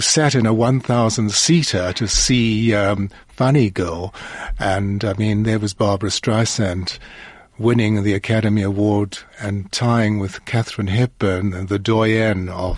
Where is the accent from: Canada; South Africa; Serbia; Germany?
South Africa; I'm from South Africa